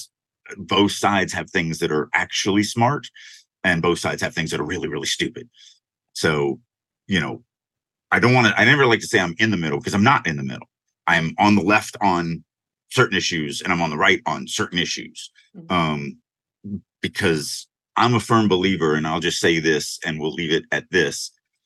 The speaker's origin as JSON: {"language": "English", "country": "United States", "said": "I'm American"}